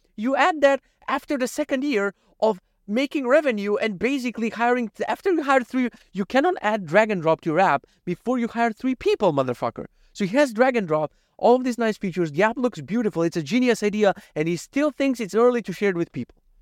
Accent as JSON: {"language": "English", "country": "North Macedonia", "said": "From Macedonia"}